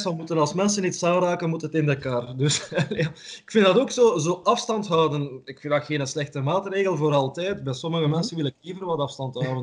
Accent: Ghent, Flanders, Belgium; ik ben van Gent, ik woon in Gent

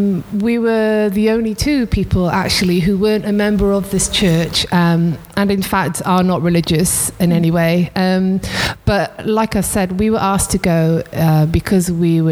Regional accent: Swansea, Wales, United Kingdom; moved away as an adult; also born or lived in South East England; now in Freetown, Sierra Leone; So I was born and brought up in Swansea, a small seaside town in South Wales.

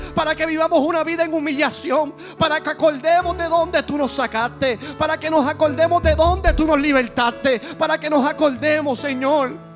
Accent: Puerto Rico; como puertorriqueños que somos

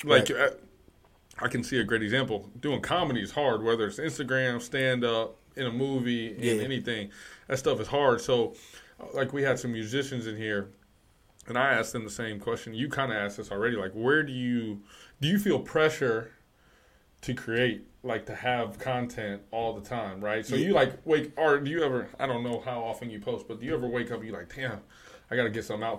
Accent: Chicago, Illinois, United States; now in Detroit, United States; I came from Chicago, so I did all the shit there.

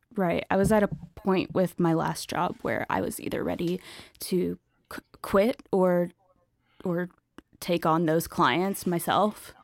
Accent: Nashville, Tennessee, United States; moved away as an adult; also born or lived in Ohio / Austin; now in Brooklyn, United States; I grew up in Nashville, uh, outside of Nashville. my whole life until went to school in Ohio

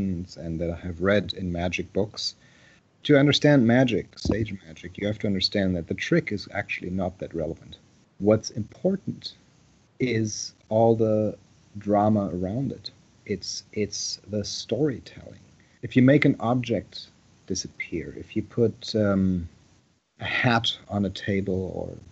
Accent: Saarbrücken, Saarland, Germany; moved away as an adult; now in United States; I was born in Saarbrücken, a small town, a small German town on the French border. So I was born and raised in Germany until I lived there until I was about 20 before I came to the United States

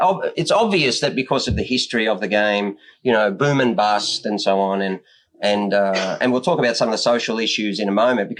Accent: Australia; And I always thought that was our job because we are Australian.

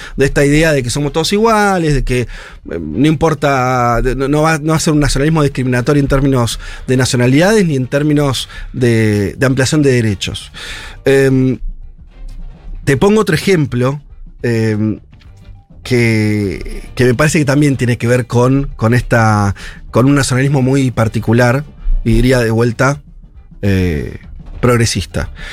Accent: Argentina

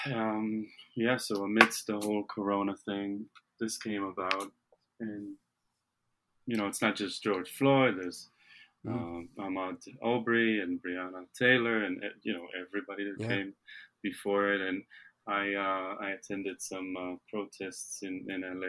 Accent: Israel; now in United States; I'm from Israel originally, and I'm here

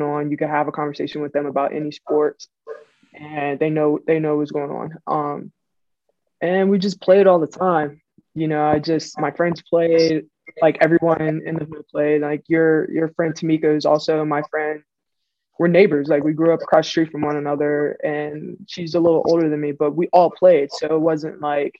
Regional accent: Pittsburgh, Pennsylvania, United States; I'm from Pittsburgh, Pennsylvania. To be specific, I'm from Manchester. And on the north side

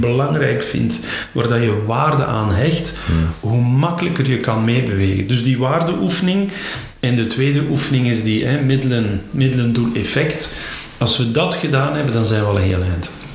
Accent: Flanders, Belgium; bij ons in Vlaanderen

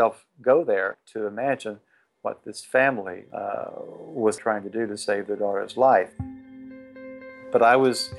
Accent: Tennessee, United States; born or raised there

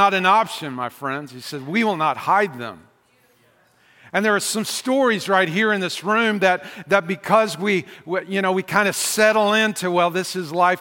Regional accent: the South, United States; I'm from the South

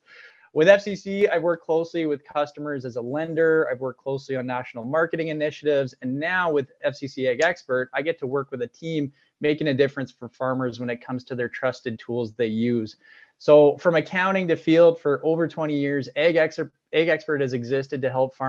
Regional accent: Regina, Saskatchewan, Canada; I was born and raised in Regina, Saskatchewan, here

